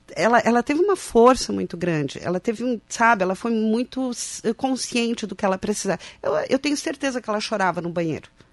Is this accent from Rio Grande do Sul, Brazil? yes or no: yes; Passo Fundo, Rio Grande do Sul, Brazil; moved away as an adult; now in Santa Catarina, Brazil; Eu sou de Passo Fundo